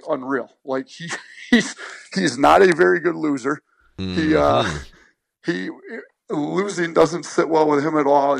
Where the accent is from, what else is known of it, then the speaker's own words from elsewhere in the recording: Wisconsin, United States; moved away as an adult; also born or lived in Romulus, Michigan; I grew up in Wisconsin